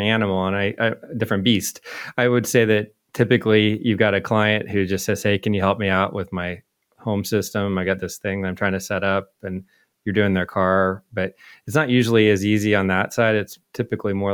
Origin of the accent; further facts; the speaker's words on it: Indianapolis, Indiana, United States; very close to where I grew up, actually, in Indianapolis